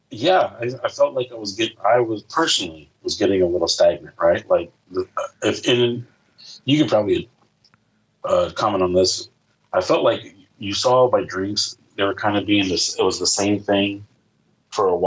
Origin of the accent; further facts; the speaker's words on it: Indianapolis, Indiana, United States; you know, that's what a lot of people are like, where are you from? I'm like, Indianapolis, Indiana.